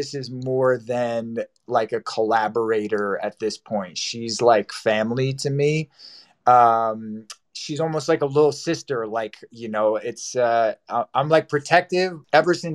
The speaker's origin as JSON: {"language": "English", "region": "New Jersey", "country": "United States", "moved": "yes", "lives_now": "Los Angeles, United States", "said": "I'm from New Jersey, and I had gone home during like the COVID stuff to be with some family"}